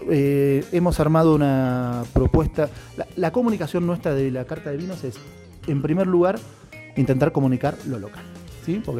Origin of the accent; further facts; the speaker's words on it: Buenos Aires, Argentina; que pues yo vengo de Buenos Aires